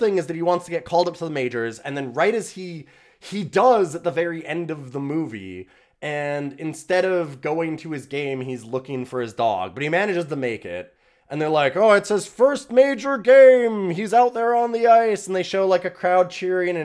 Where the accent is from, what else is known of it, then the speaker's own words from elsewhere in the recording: Canada; I'm Canadian